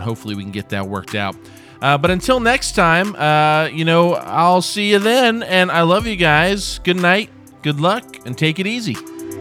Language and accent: English; Indiana, United States; I, I'm from Indiana